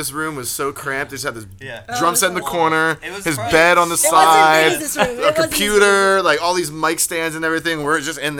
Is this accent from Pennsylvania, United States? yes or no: yes; Abington, Pennsylvania, United States; now in Long Beach, United States; We're from Philadelphia, right outside of it.